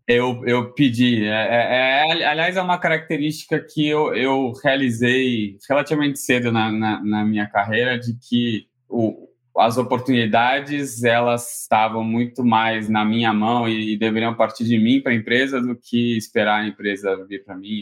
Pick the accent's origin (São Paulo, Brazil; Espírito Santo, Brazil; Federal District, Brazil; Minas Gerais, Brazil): São Paulo, Brazil; also born or lived in Rio de Janeiro; Eu sou, né, carioca, apesar de não, não parecer. Sou criado aqui no, em São Paulo